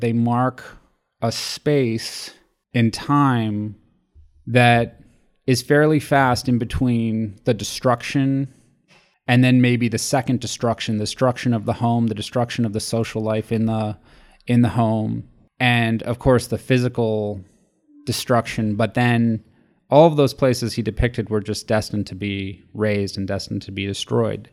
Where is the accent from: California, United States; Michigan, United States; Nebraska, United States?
California, United States; Los Angeles; my childhood growing up in Los Angeles